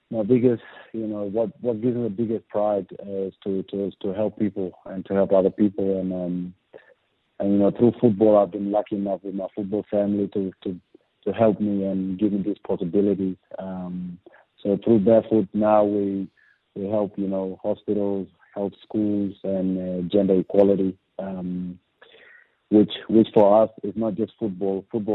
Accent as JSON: {"language": "English", "town": "Andrews Farm", "region": "South Australia", "country": "Australia", "tie": "born or raised there"}